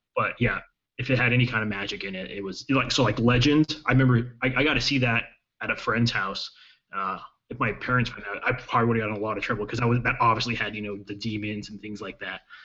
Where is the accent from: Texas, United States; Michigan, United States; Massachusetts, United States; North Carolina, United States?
Texas, United States; El Paso; I, I, grew up in Texas in in uh, in El Paso